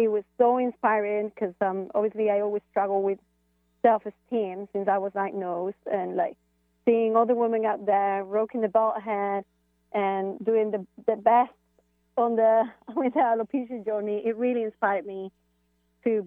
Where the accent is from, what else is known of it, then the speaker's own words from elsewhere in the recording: Spain; now in London, United Kingdom; I'm from Spain, coming from London